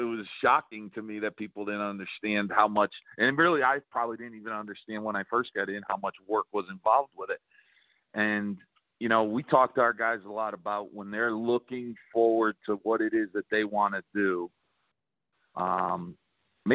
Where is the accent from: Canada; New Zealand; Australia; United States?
United States; Northeast; now in South Carolina, United States; I'm from the Northeast